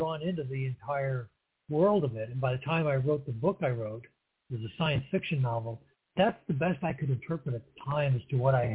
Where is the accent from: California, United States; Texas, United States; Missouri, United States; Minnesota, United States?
Missouri, United States; St. Louis; also born or lived in New Mexico / Eureka, Missouri; I was born in St. Louis, Missouri, and I was, that was back before 1960, I'll put it that way. And I grew up out in St. Louis County